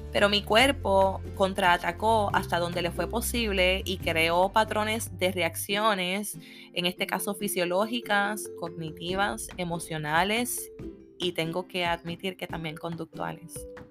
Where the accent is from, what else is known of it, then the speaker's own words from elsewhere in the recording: Puerto Rico; Como buena puertorriqueña